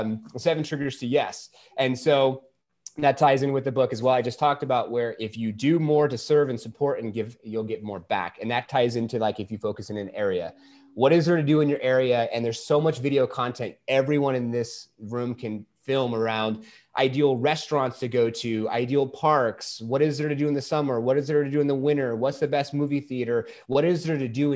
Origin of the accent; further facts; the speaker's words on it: California, United States; moved away as an adult; now in Arizona, United States; I was from California, and I have a wife and a beautiful daughter who's 2.5. And we were part of that mass exodus out of California, moving here into Arizona